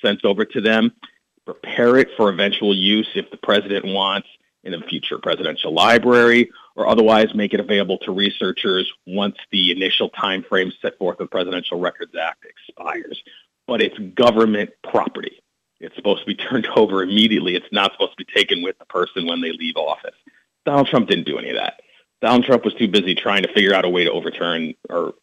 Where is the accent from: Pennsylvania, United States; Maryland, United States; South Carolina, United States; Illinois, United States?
Illinois, United States; North Shore, suburbs of Chicago; moved away as an adult; now in Washington, D.C., United States; Illinois boy, born and raised North Shore, suburbs of Chicago, right along the lakefront